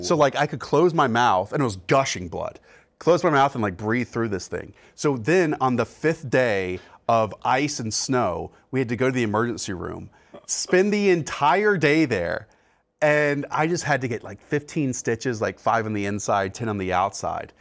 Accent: North Carolina, United States; now in Connecticut, United States; I grew up in North Carolina

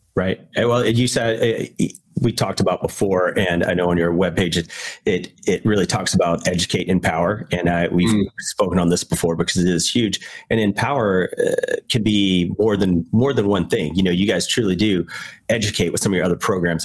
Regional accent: Virginia, United States; me growing up in Virginia

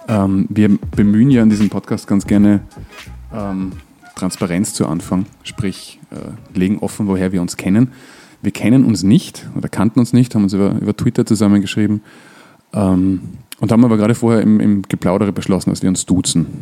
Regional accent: Graz, Styria, Austria; now in Vienna, Austria; ich bin Grazer

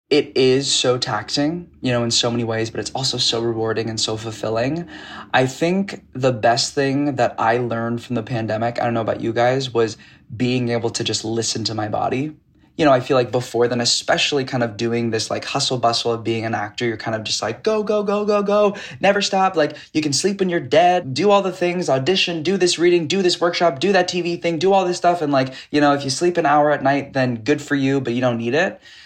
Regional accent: Piedmont, California, United States; I grew up in the Bay Area in California in a suburb in Piedmont, California

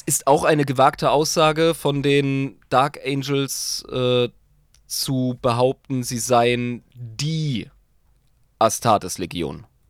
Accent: the South, Southern Germany, Germany; bei uns im Süden

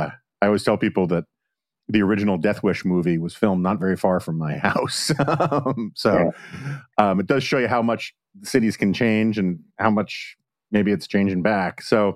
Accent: New York City, New York, United States; I grew up on the Upper West Side

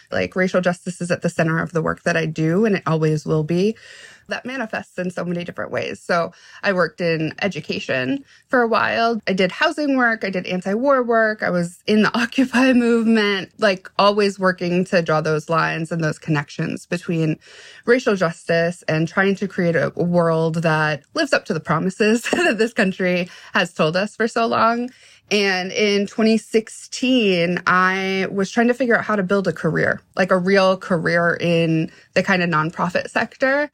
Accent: Washington, District of Columbia, United States; I'm from Washington, D.C. Mm-hmm. Like I grew up in D.C. in the 90s

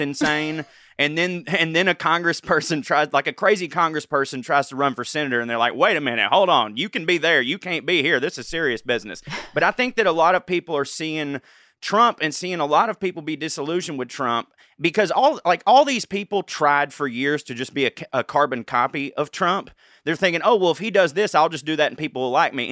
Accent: the South, United States; in my hometown

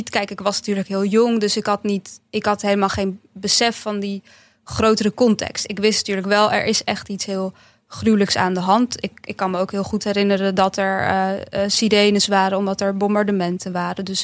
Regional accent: Bosnia & Herzegovina; Nou, ik kom uit een, uit een stadje op de Kroatisch-Bosnische grens. Dus dat deel waar ik vandaan kom is echt door de Kroaten overgenomen.

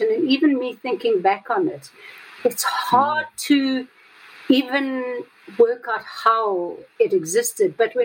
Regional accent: South Africa; also born or lived in Johannesburg; I'm from South Africa with the whole apartheid history

